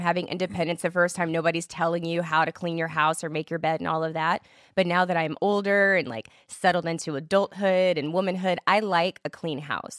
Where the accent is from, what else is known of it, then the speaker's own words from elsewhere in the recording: Killeen, Texas, United States; also born or lived in Germany; I grew up right outside of Fort Hood, Texas